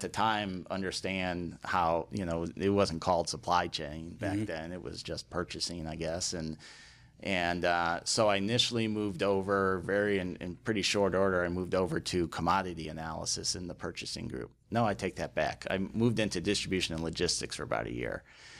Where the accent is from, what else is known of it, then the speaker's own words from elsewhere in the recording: Chicago, Illinois, United States; Yep. I grew up in Chicago and ended up at Bradley University down in Peoria, Illinois.